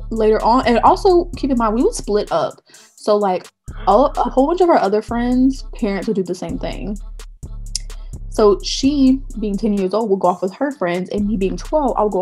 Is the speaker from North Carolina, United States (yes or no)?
yes; Charlotte, North Carolina, United States; I grew up in Charlotte, North Carolina